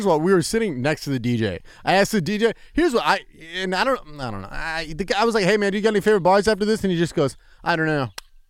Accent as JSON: {"language": "English", "country": "United States", "said": "how quickly did you know I was American?"}